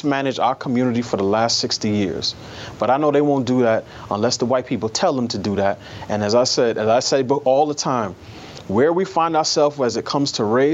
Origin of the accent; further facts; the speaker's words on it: New York City, New York, United States; I grew up in New York City in a neighborhood that was almost exclusively black by the time I came of age